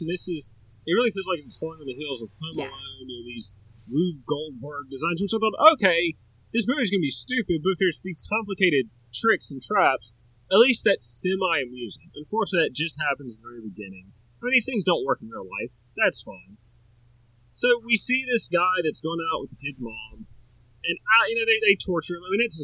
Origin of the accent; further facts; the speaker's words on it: the South, United States; I'm from the South